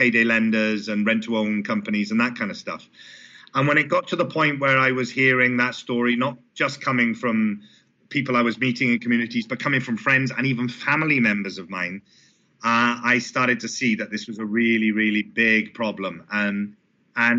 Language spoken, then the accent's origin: English; Port Talbot, Wales, United Kingdom; coming from the sort of background that I come from Port Talbot and the South Wales communities there